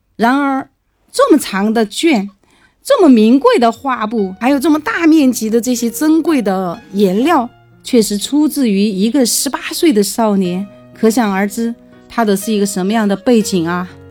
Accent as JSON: {"language": "Chinese", "country": "China", "said": "我们中国人"}